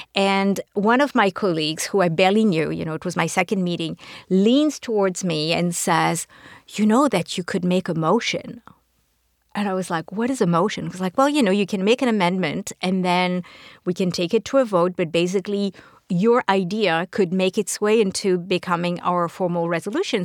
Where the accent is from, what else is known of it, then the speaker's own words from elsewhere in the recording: France; now in New York City, United States; I'm from France originally